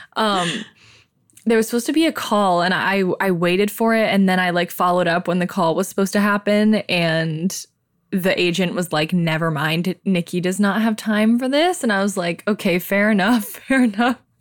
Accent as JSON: {"language": "English", "town": "Silver Lake", "region": "Ohio", "country": "United States", "tie": "born or raised there", "said": "extremely white girls growing up in Silver Lake, Ohio"}